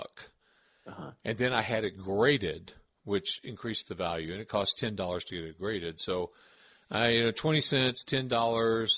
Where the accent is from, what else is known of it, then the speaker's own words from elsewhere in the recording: Tennessee, United States; I'm from Tennessee.